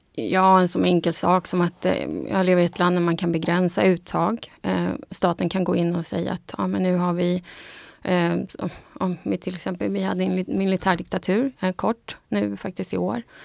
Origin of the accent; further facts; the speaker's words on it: Bolivia; moved away; also born or lived in Munich, Germany; jag är från Bolivia